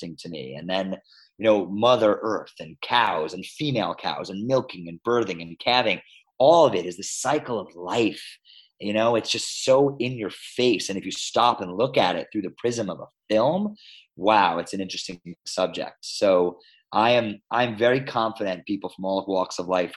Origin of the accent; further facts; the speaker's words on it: New York City, New York, United States; moved away as an adult; I was a ride or die New York City guy. Uh-huh. Like, I grew up in Manhattan.